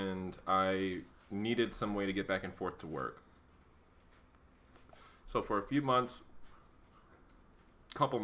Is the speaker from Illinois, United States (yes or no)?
yes; Chicago, Illinois, United States; moved away as an adult; now in Arizona, United States; I'm from Chicago